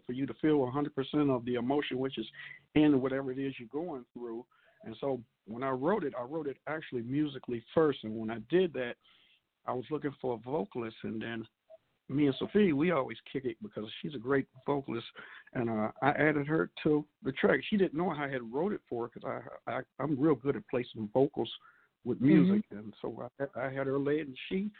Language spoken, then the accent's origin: English; Grand Rapids, Michigan, United States; now in Flint, United States; I'm a native of Grand Rapids